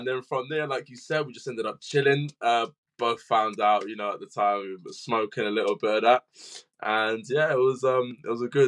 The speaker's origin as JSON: {"language": "English", "region": "London", "country": "United Kingdom", "tie": "born or raised there", "also_born_or_lived": "Oxford", "said": "I was born in London, Guy's Hospital. Yeah, pretty much went to live around Oxford area, then moved back to London"}